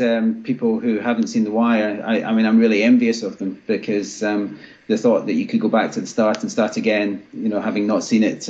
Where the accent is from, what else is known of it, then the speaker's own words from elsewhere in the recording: Glasgow, Scotland, United Kingdom; moved away; I'm Glaswegian by birth, but so I'm a Rangers fan, but, you know, been away from the place for a couple of decades now